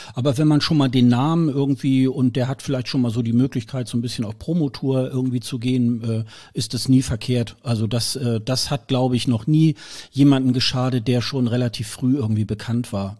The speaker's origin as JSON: {"language": "German", "country": "Germany", "said": "wir sind da ja auch gebrannte Kinder als Deutsche"}